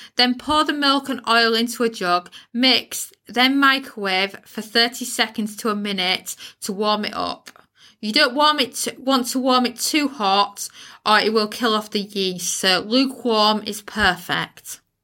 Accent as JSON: {"language": "English", "country": "United Kingdom", "accent": "UK", "said": "if you live in the uk you can tell by my accent accent where i live"}